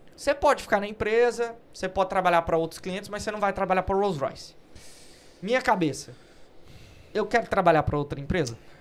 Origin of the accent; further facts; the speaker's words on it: Brazil; now in United Kingdom; A gente é brasileiro